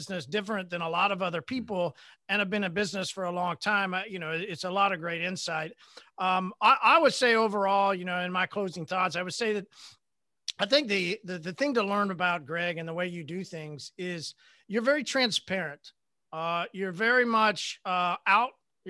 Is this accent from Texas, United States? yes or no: no; Oklahoma, United States; Remember, I'm from Oklahoma. We just got the internet pre-corona, last year, man.